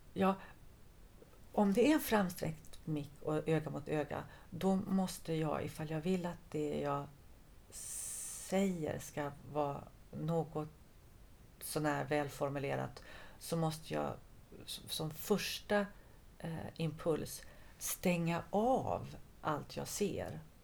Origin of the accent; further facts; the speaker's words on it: Halmstad, Halland County, Sweden; moved away; also born or lived in France; jag är ju född och uppvuxen i Halmstad